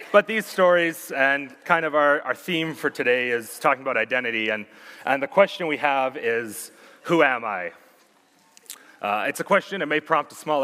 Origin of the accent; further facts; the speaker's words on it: Sherwood Park, Alberta, Canada; also born or lived in Red Deer, Alberta; Born in Red Deer, but raised in Sherwood Park for the past 19 years